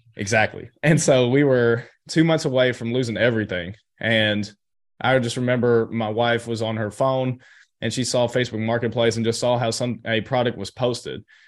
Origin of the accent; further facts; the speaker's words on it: Chattanooga, Tennessee, United States; I grew up in Chattanooga, Tennessee